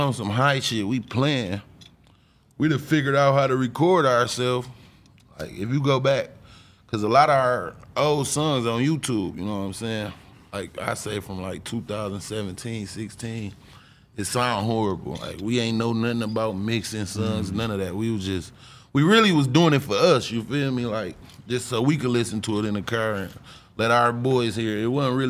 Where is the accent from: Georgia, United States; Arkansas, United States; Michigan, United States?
Michigan, United States; Flint; I was born and raised in Flint